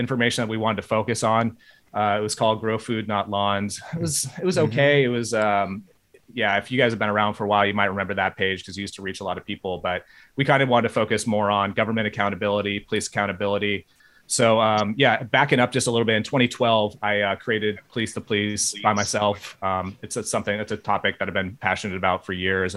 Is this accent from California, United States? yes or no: yes; Bay Area, California, United States; I grew up in the Bay Area of California